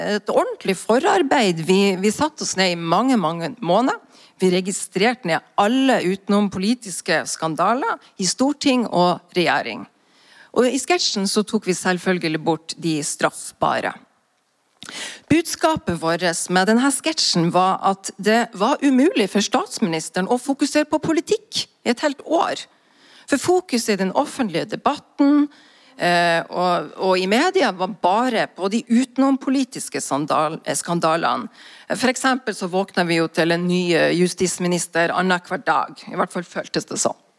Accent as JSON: {"language": "Norwegian", "town": "Bodø", "region": "Nordland", "country": "Norway", "said": "vi er altså amatører fra Bodø."}